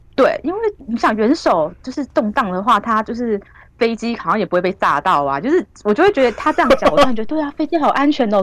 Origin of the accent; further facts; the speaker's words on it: Taiwan; 我们台湾人